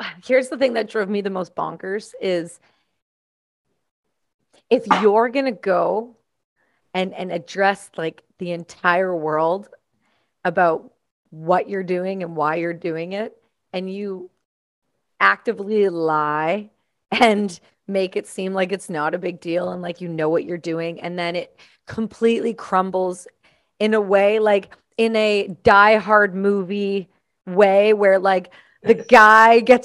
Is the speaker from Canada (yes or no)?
yes; Canada; I'm Canadian